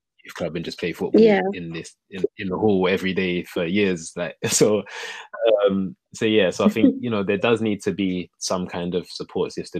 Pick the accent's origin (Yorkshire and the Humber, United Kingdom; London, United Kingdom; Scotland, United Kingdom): London, United Kingdom; being from Hackney, you know, poses its own kind of issues, I guess, growing up, especially like a young Black boy